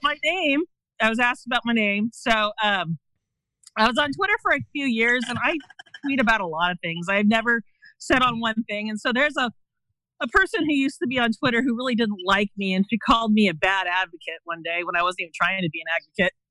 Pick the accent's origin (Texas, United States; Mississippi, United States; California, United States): California, United States; Bay Area; now in Eastern Oregon, United States; I grew up in the Bay Area, California, and not from a farm family